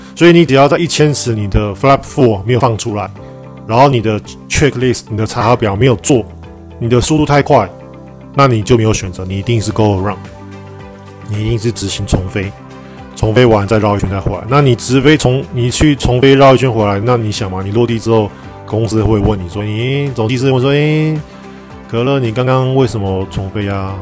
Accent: Taiwan; 我们台湾人真的，因为我们亚洲人比较听话，我们亚洲人真的就是很听话，很乖

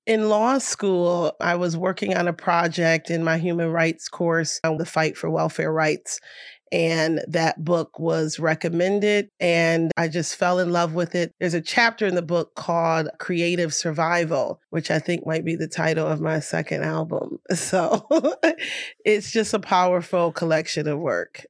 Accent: Rochester, New York, United States; I have, like, the best community in Rochester, New York

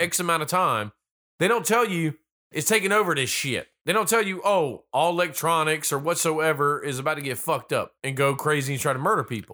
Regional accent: North Carolina, United States; accent: little country accent; I'm originally born and raised in North Carolina.

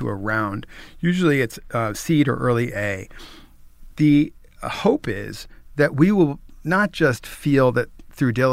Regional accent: New York, United States; I'm a New Yorker

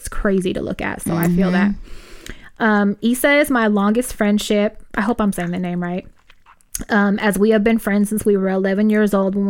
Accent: Los Angeles, California, United States; We grew up in South Central L.A. and were out on the streets really... really doing the most when we were like 13 years old.

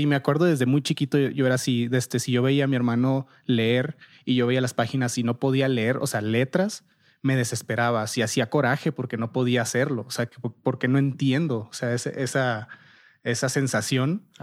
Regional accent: Nogales, Sonora, Mexico; moved away as an adult; also born or lived in Monterrey / Boston; Yo soy de Nogales, Sonora

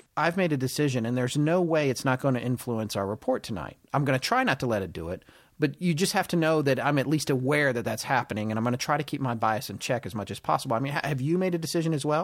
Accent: North Carolina, United States; also born or lived in California / Denver, Colorado; until I was an eight or nine, I lived in Denver, Colorado, and my mom and I moved back to North Carolina, where the bulk of her family was.

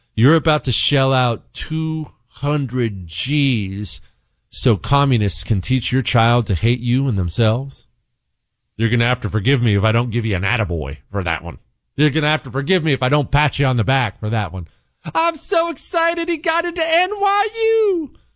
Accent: United States; I'm an American

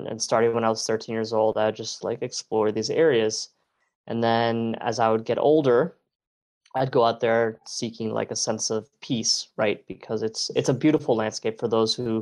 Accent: Miami, Florida, United States; I was born and raised in Miami

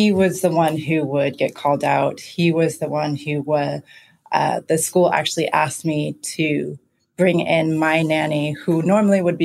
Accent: Oakland, California, United States; moved away as an adult; now in Accra, Ghana; I'm from Oakland, California, which I would consider, when I grew up, was a Black city

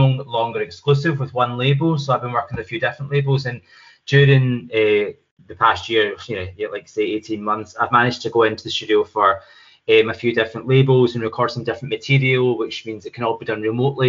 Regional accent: Scotland, United Kingdom; moved away as an adult; also born or lived in London; we're both Scottish. I trained in Scotland, and I lived in London for 15 years

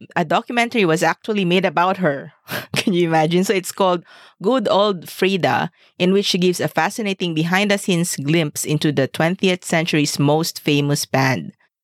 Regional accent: Zamboanga, Zamboanga Peninsula, Philippines; we are from Zamboanga

